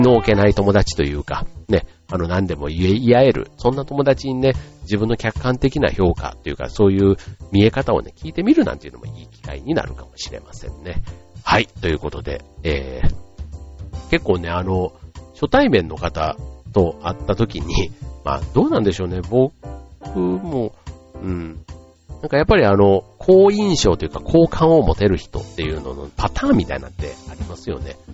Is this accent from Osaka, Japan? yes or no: yes; Kansai, Osaka, Japan; moved away; 僕なんか関西、大阪から来た